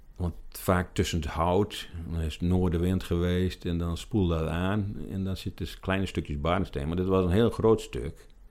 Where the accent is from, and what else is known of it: Ameland, Friesland, Netherlands; born or raised there